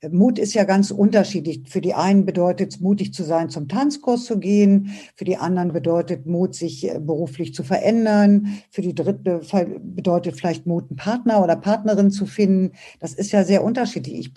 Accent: Braunschweig, Lower Saxony, Germany; now in Berlin, Germany; Ich habe auch so meine Heimatstadt verlassen und bin von Braunschweig nach Berlin gezogen

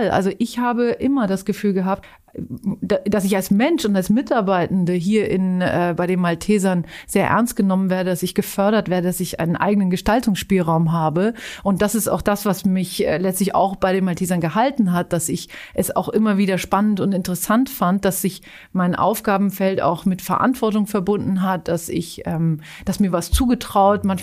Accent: Zurich, Switzerland; Und dann war eigentlich ein soziales Engagement, das ich in Zürich, äh, meiner Heimatstadt, ähm, ausgeübt habe, in einer Notschlafstelle für, für Obdachlose.

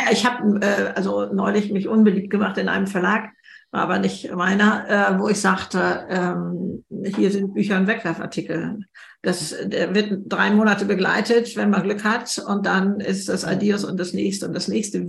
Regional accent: Germany; bei uns in Deutschland

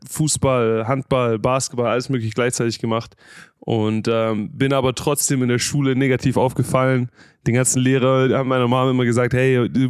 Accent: Stuttgart, Baden-Württemberg, Germany; Genau, ich habe äh, in Stuttgart und Umgebung zur Realschule gegangen

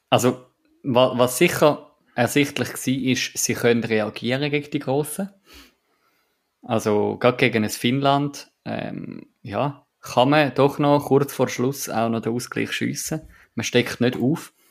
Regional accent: Switzerland; vor einem Jahr haben wir als Schweizer beim EFT ziemlich eingeschaut.

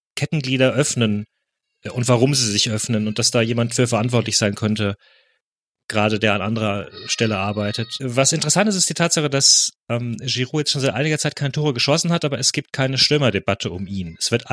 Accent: Germany; als Deutsche

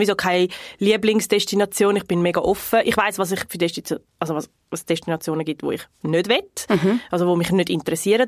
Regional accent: North Region, Brazil; moved away; von der Region, wo ich herkomme im Norden

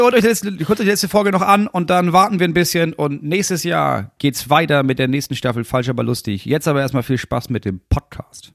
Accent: Germany; als Deutscher

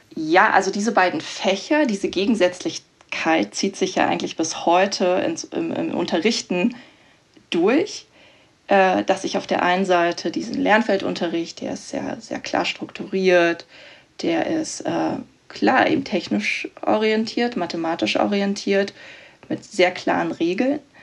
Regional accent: Berlin, Germany; also born or lived in Bavaria; ich komme ursprünglich auch aus Berlin, also ähm, vom Rand Berlin

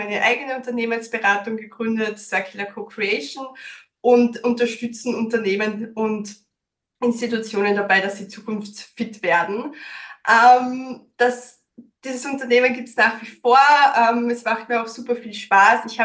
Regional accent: Styria, Austria; now in Vienna, Austria; Ich bin ursprünglich aus der Steiermark, bin vor zehn Jahren nach Wien gekommen, deswegen auch teilweise so ein bisschen ein Dialektmischmasch

